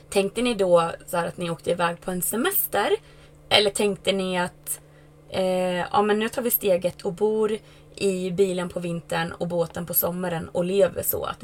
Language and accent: Swedish; Västerås, Västmanland, Sweden; also born or lived in United States / Falkenberg; Jag, eh, jag kommer från eh, Västerås. Eh, men jag har inte bott där på tio år. Eh, jag flyttade till USA en sväng och pluggade. Och sen flyttade jag till Falkenberg som ligger i Halland.